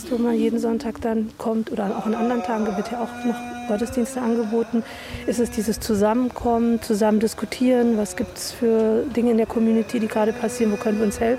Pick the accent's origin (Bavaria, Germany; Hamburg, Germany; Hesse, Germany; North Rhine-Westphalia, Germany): Hesse, Germany; Frankfurt; so wie hier, ich bin Frankfurter, also wenn wir jetzt irgendwo anders wären dann wären da die Frankfurter und dann würden die sagen, Mensch, da ist einer in Not aus unserer Stadt, aus unserem Dorf, lasst uns dem helfen.